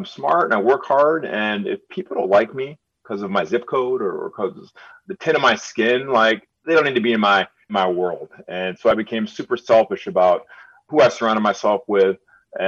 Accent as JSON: {"language": "English", "town": "Birmingham", "region": "Michigan", "country": "United States", "tie": "born or raised there", "said": "I grew up in Birmingham and I spoke the way I spoke."}